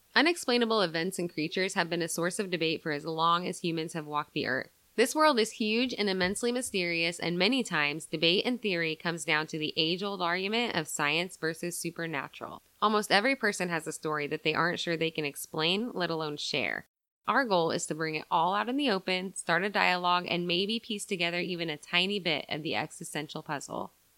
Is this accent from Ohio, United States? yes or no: no; Southern Iowa, United States; we're two girls from Southern Iowa